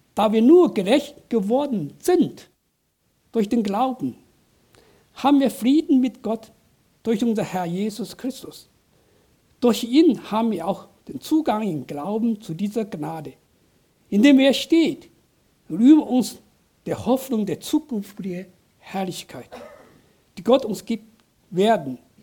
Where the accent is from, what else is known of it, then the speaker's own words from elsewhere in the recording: southern China, China; German is a second language; now in Germany; Ich bin auf einem kleinen Dorf in Südchina groß geworden